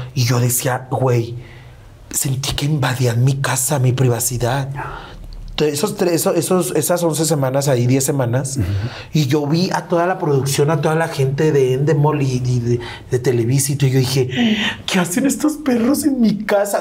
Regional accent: León, Guanajuato, Mexico; Me gusta estar más en León, en la ciudad de donde yo soy

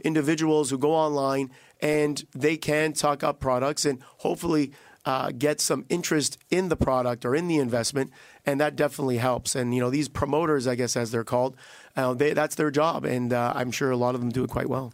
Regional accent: Canada

